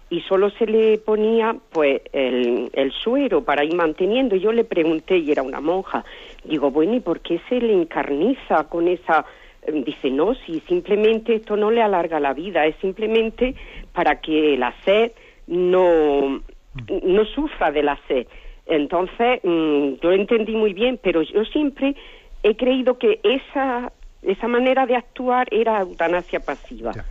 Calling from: Granada, Andalusia, Spain; Buenos días. … de Granada.

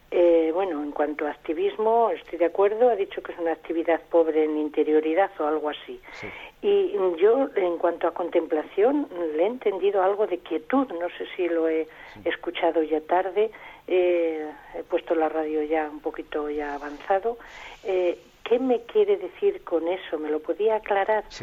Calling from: Murcia, Region of Murcia, Spain; de Murcia.

